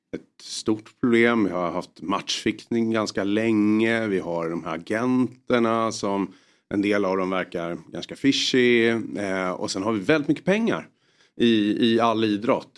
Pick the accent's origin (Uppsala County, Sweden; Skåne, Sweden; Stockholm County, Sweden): Stockholm County, Sweden; Solna; Jag är född och uppvuxen i Solna, så att, eh, i Bergshamra